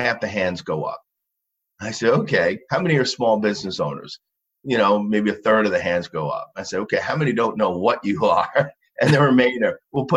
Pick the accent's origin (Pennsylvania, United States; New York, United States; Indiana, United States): New York, United States; Long Island; I grew up in Long Island.